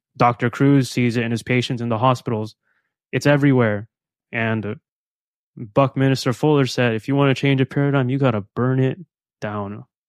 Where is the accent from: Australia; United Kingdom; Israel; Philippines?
Philippines; moved away; I am from the Philippines, so I thrive in sun, tropical environments